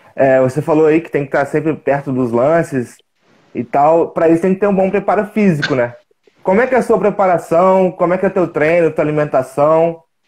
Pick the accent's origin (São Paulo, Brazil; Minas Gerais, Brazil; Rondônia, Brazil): Minas Gerais, Brazil; Juiz de Fora; também sou mineiro, sou de Juiz de Fora.